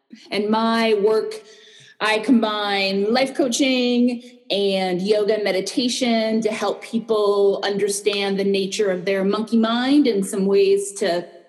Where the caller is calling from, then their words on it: Tucson, Arizona, United States; I'm calling from Tucson, Arizona. Maybe not quite as hot as Phoenix, but still pretty hot.